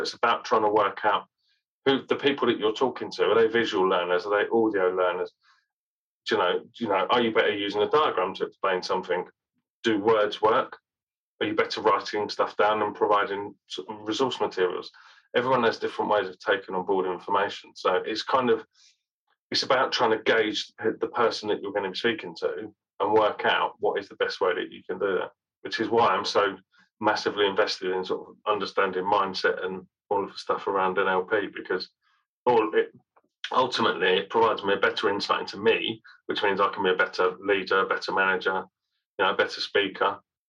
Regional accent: Birmingham, West Midlands, United Kingdom; because I was born in Birmingham. I'm a Brummie born and bred. And yet I don't sound like that.

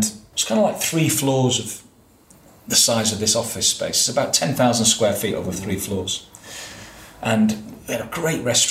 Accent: Manchester, North West England, United Kingdom; moved away as an adult; now in London, United Kingdom; that's my hometown

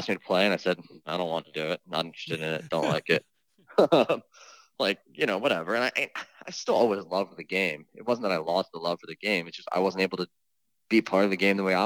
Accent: New York area, United States; also born or lived in Easton, Connecticut; I grew up in the New York area

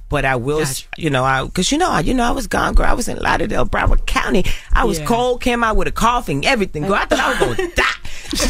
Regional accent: Carolina, Puerto Rico; I grew up in I always say this, I grew up in Puerto Rico. I grew up in Carolina, en Las Esmeraldas, en el Caserío. I grew up in the ghetto, in the hood, in the trenches.

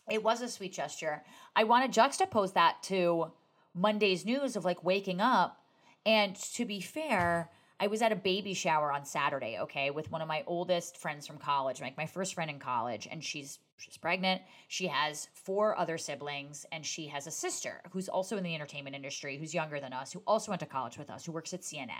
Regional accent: New Jersey, United States; I'm from New Jersey

